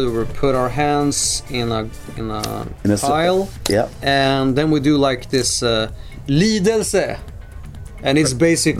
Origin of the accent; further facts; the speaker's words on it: Sweden; We are from Sweden, and you are listening to Radio International